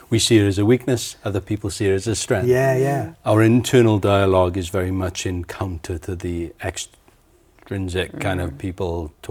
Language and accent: English; Wales, United Kingdom; accent: Welsh; now in Wellington, New Zealand; my very Welsh accent